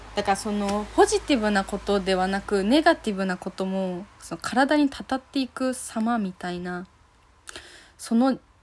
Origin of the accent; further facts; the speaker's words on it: Fukuoka, Japan; now in Tokyo, Japan; 私はま福岡出身なのでね